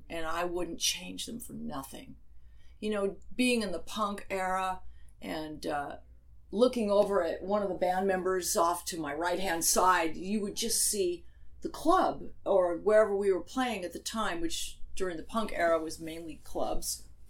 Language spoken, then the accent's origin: English; United Kingdom; now in Arizona, United States; And the UK, because I am British. My father was British, and that's how I grew up. you know, so it feels like home.